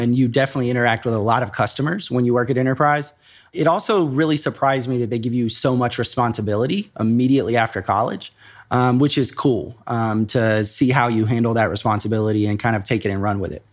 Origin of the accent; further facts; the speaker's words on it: Nashville, Tennessee, United States; moved away as an adult; now in Columbus, United States; I grew up in Nashville, Tennessee